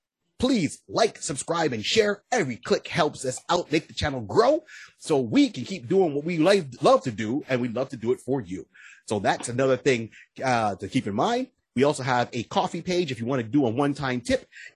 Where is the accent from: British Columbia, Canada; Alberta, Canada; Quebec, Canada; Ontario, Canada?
Quebec, Canada; Montreal; Hey, I'm from Montreal.